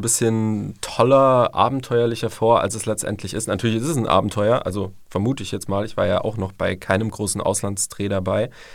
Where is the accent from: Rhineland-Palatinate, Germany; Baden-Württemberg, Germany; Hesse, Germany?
Baden-Württemberg, Germany; St. Georgen im Schwarzwald; Ich komme äh, aus St. Georgen im wunderschönen Schwarzwald